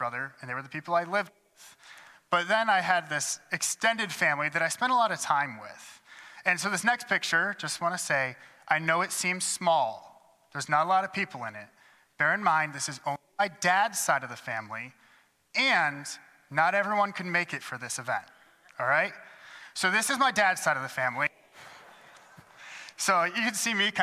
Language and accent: English; Adrian, Michigan, United States; moved away; at St. John's Lutheran Church in Adrian, Michigan, which is the church that actually spent the first 18 years of my life going